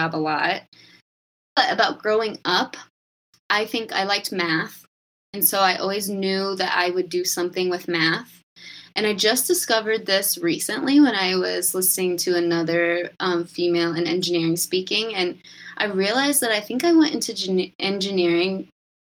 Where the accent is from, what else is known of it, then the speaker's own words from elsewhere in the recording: Cedar Rapids, Iowa, United States; also born or lived in San Diego; I'm from Cedar Rapids, Iowa, and I went to college at Iowa State